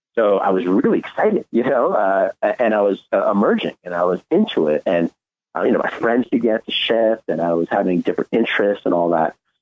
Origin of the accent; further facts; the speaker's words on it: New York City, New York, United States; I was born in New York City